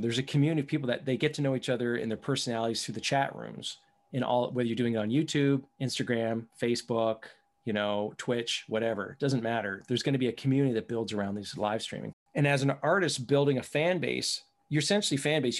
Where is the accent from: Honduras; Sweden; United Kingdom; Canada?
Canada; I'm from Canada, so it's, it's a qu-, quite a bit north from there